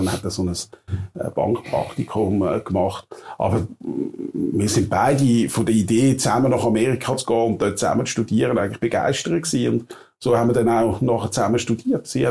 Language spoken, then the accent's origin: German; Wettingen, Aargau, Switzerland; also born or lived in Provo, Utah; wo ich aufgewachsen bin irgendwo in Baden-Wettigen